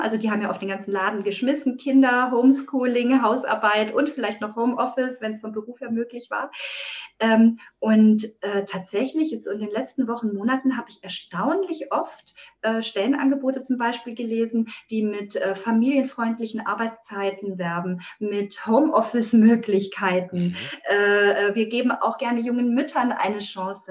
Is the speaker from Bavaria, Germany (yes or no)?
no; Friedrichshafen, Baden-Württemberg, Germany; ich bin äh, hier im Süddeutschland heimisch, äh, in Friedrichshafen